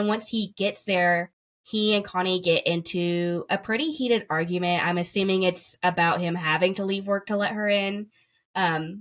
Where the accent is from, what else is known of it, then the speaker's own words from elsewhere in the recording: Ringgold, Georgia, United States; my hometown of Ringgold, Georgia.